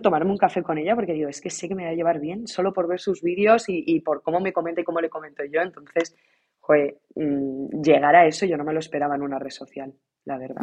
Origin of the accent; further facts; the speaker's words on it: Ciudad Real, Castilla-La Mancha, Spain; moved away as an adult; now in London, United Kingdom; yo soy de Ciudad Real